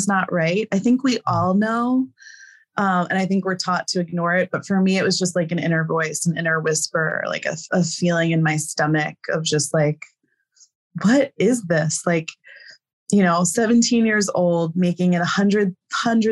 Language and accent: English; New Jersey, United States; moved away as an adult; now in Nepal; I'm from New Jersey